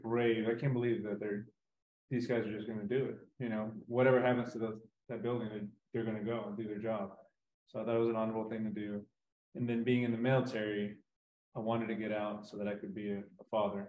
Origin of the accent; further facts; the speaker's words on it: Grand Prairie, Texas, United States; also born or lived in Durango, Mexico; I was born in Durango, Mexico. And I came over when I was about four, then left, then came back when I was six. and we settled in Grand Prairie